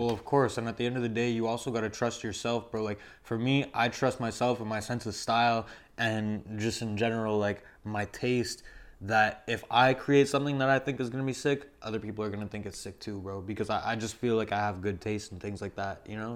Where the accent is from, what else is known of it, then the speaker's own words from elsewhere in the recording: Montreal, Quebec, Canada; I grew up in Verdun